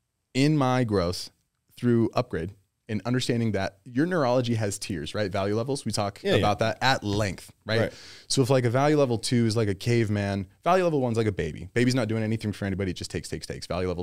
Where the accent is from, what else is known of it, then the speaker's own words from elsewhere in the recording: United States; also born or lived in Germany; I love being American. This is what I'm saying. I was born